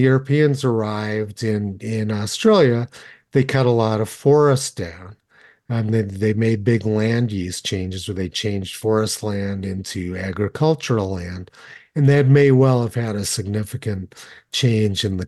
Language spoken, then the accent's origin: English; Los Alamos, New Mexico, United States; I grew up in Los Alamos